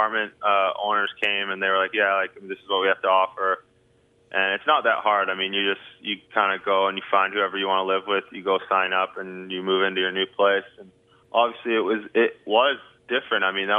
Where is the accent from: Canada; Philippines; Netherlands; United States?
Canada; Vancouver, British Columbia; I mean, I'm from Vancouver, obviously. I love it.